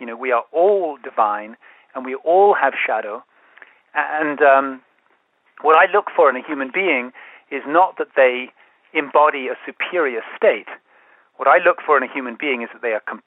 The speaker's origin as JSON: {"language": "English", "region": "London", "country": "United Kingdom", "tie": "born or raised there", "said": "I grew up in London"}